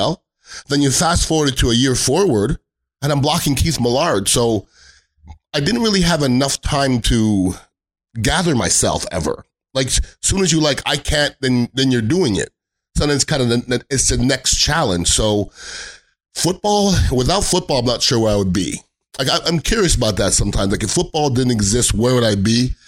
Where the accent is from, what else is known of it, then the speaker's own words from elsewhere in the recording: Montreal, Quebec, Canada; moved away; there's no better place to grow up than Montreal, Canada. I mean, Vinny LeCavalier, Marty St. Louis, Alex Killorn, Andre Brodeur, Martin Brodeur, they're from my neighborhood